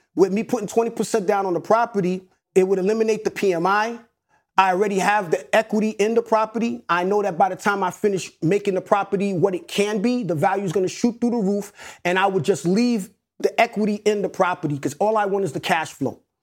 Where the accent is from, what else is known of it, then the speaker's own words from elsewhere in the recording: New York City, New York, United States; also born or lived in Atlanta; one nine seven is the actual block that I grew up on in Hollis, Queens.